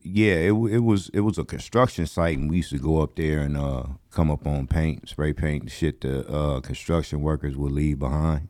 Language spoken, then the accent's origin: English; Los Angeles, California, United States; I grew up in the Crenshaw District